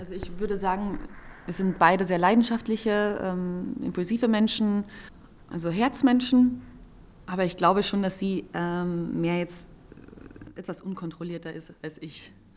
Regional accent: Carinthia, Austria; ich bin ja in Kärnten am See aufgewachsen

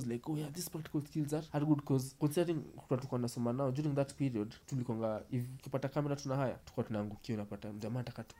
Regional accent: Kenya; now in Australia; I can say, I don't care, it's cooking, because I'm from Africa. I'm in Australia.

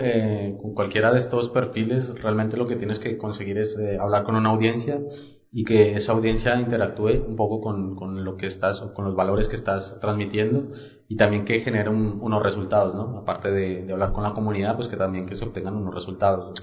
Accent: Colombia; yo yo soy colombiano

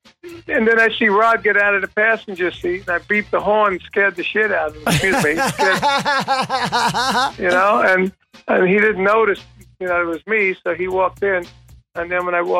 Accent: New York, United States; that's my hometown

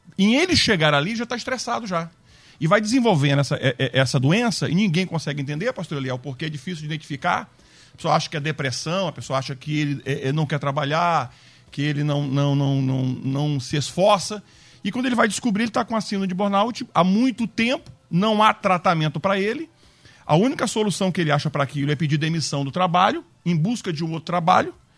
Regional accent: Acre, Brazil; moved away; eu nasci no Acre

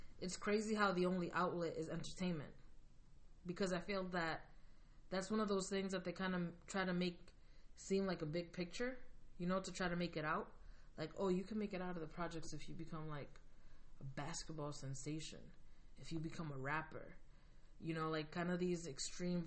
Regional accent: United States; I'm Dominican American, so I'm Latin, you know, I have Latin background, and I was born like immigrant parents. I was first generation here.

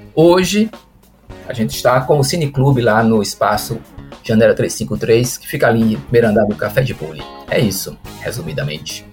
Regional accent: Juazeiro, Bahia, Brazil; also born or lived in Recife; now in Petrolina, Brazil; A gente voltou para a região, sou de Juazeiro, morei um tempo em Recife e voltei para Petrolina

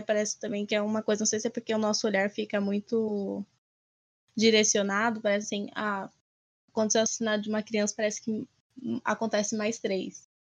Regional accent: Brazil

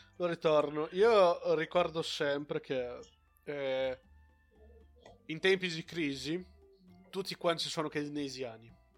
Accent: Brazil; now in Italy; ho la cittadinanza brasiliana e non una cittadinanza italiana

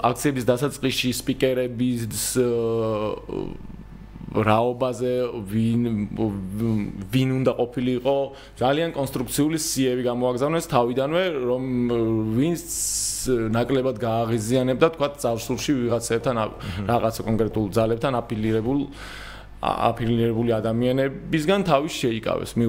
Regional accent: Georgia

